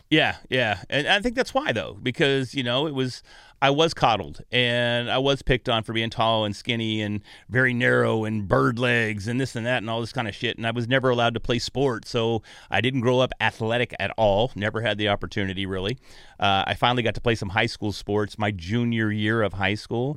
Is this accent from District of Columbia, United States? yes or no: no; North Texas, United States; accent: Texas; moved away; I was from North Texas, and there weren't a lot of big gyms. There were no big gyms in North Texas at the time. Now there's Jiu-Jitsu all over where I'm from